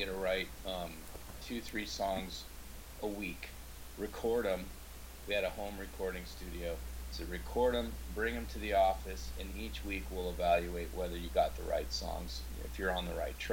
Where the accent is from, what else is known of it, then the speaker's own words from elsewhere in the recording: Seattle, Washington, United States; I grew up in Seattle